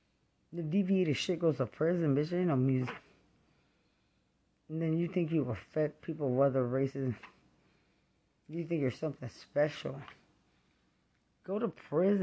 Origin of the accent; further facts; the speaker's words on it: Lubbock, Texas, United States; I'm from Lubbock